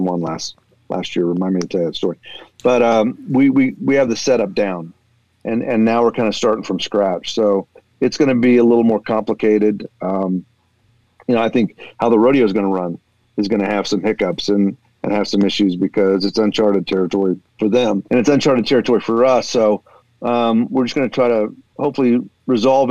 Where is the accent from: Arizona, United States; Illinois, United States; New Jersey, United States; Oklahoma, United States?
Oklahoma, United States; I growing up in Oklahoma